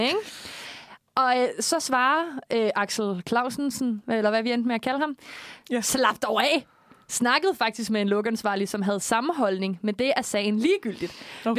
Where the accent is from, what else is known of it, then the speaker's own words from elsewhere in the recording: Korsør, Zealand, Denmark; jeg er jo fra Kursør